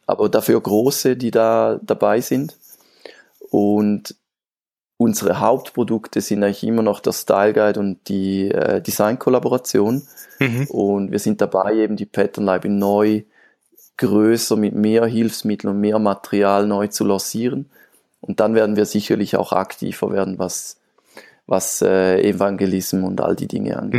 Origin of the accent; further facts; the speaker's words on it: Switzerland; ich komme aus der Schweiz.